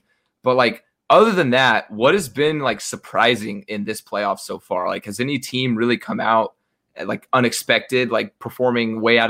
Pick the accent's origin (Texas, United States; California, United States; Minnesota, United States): Texas, United States; I'm from Texas, too.